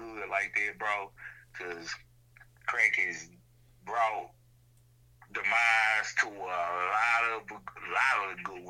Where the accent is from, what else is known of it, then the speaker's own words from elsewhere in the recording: Shreveport, Louisiana, United States; also born or lived in Longview, Texas; I'm from Shreveport. And my second home, Longview